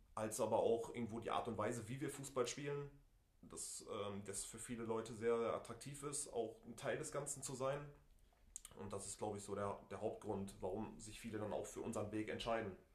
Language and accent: German; Essen, North Rhine-Westphalia, Germany; bin gebürtiger Essener, habe den Großteil meiner Jugend als Spieler beim FC Krei verbracht